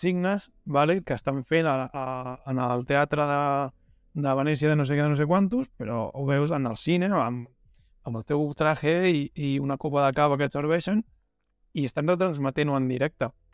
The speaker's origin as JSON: {"language": "Catalan", "town": "El Masnou", "region": "Catalonia", "country": "Spain", "said": "el meu cine, en el cine del Masnou"}